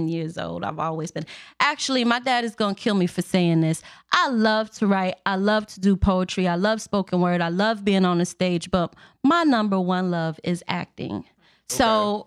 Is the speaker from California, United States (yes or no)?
no; Waukegan, Illinois, United States; I am actually from the Lake County area. I did go to Waukegan High School. I graduated in 04